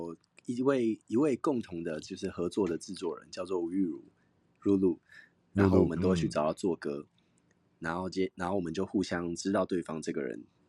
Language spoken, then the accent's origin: Chinese; Taiwan; first language Taiwanese Hokkien; 我唱台语，然后加上桃子唱唱越南语，就是各自的母语加起来应该很帅